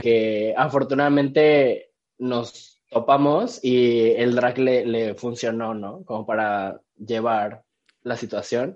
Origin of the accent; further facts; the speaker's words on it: Cancún, Quintana Roo, Mexico; also born or lived in Mexico City / Querétaro; Pero nací y crecí en, Cancún, así que soy cancunense.